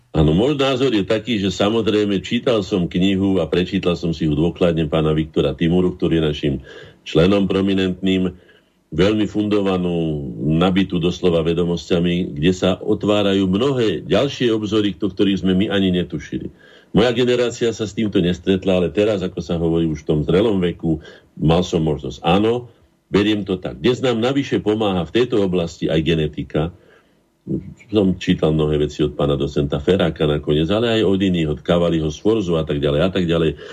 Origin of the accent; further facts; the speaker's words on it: Slovakia; my sme Slováci